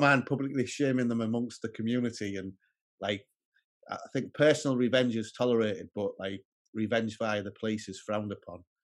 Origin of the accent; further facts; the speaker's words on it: the north of England, United Kingdom; a white working class man from the north of England